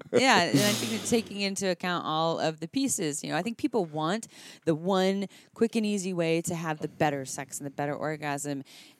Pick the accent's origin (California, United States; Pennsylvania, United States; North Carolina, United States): California, United States; Santa Cruz; I'm from Santa Cruz.